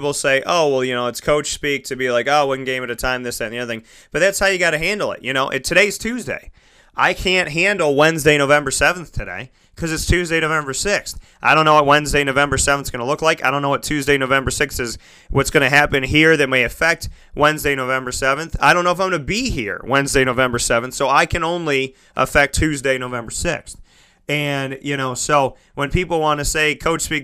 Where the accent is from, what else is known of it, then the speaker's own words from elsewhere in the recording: Syracuse, New York, United States; I grew up in Syracuse as well